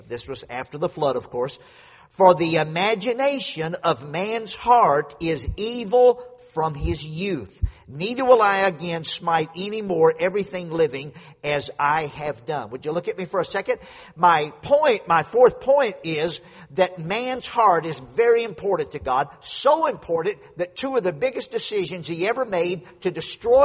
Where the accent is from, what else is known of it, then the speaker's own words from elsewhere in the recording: Louisiana, United States; moved away; I grew up down in Louisiana, out in the country on a dead-end dirt road, two houses on the road